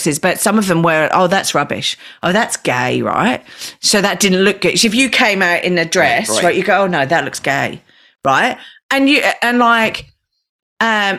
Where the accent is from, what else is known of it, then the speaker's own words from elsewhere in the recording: Australia; we're Australian